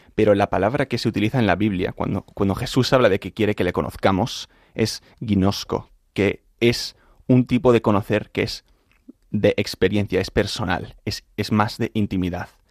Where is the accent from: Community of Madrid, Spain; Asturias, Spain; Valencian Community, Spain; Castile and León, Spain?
Community of Madrid, Spain; Madrid; moved away as an adult; now in United States; yo soy de Madrid. Crecí en un... Bueno, siempre mi padre es americano, mi madre es madrileña, mi padre estudió en Estados Unidos